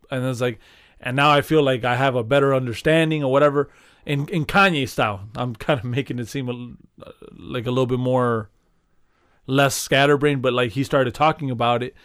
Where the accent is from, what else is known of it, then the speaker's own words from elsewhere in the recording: Chicago, Illinois, United States; being a Chicagoan